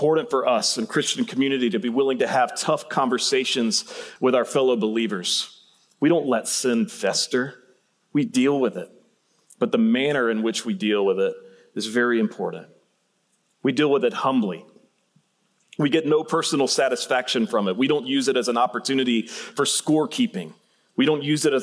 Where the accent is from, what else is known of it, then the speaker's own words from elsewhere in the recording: Central Georgia, United States; moved away; I grew up in Central Georgia